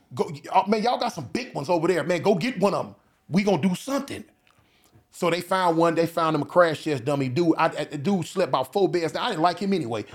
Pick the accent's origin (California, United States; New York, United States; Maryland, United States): California, United States; I'm from Cali.